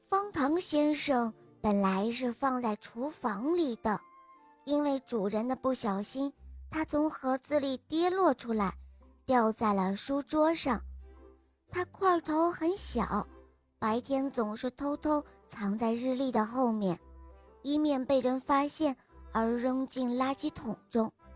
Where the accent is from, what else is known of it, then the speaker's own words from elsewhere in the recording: Shenyang, Liaoning, China; 我来自沈阳，我今年五岁了。